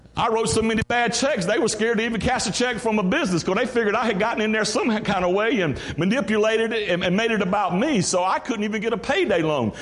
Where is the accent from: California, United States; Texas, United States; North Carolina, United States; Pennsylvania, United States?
North Carolina, United States; Greenville; also born or lived in Mount Olive, North Carolina; I'm from Greenville, North Carolina, grew up, raised, born around there.